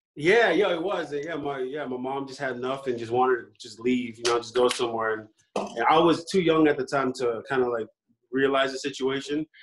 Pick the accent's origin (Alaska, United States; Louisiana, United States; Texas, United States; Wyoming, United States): Alaska, United States; also born or lived in San Francisco, California / Hawaii; now in Las Vegas, United States; I was born in San Francisco and then we moved up to Alaska in like '98 of November